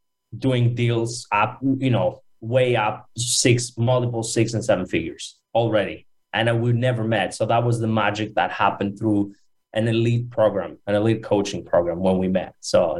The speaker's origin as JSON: {"language": "English", "country": "Greece", "moved": "yes", "said": "I'm actually from Greece originally."}